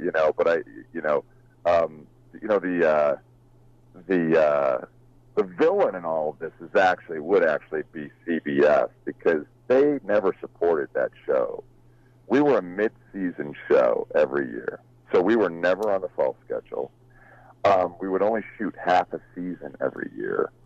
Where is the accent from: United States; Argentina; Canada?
United States; Huntington Beach, California; I grew up in Huntington Beach, California